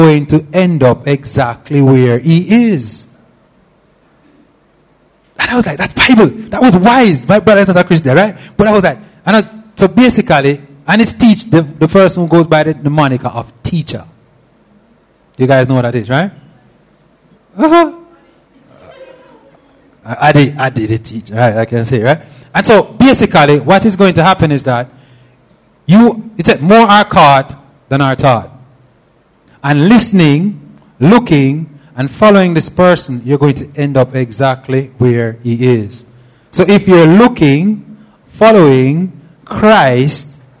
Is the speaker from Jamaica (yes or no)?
yes; Steer Town, Jamaica; moved away; I'm from Steertown